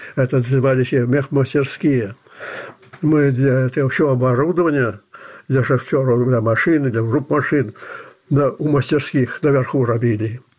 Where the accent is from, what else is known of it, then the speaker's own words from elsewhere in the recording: Belarus; Я белорус